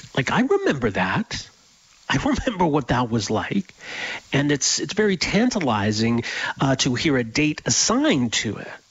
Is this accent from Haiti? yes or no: no; Edmonton, Alberta, Canada; I grew up in Edmonton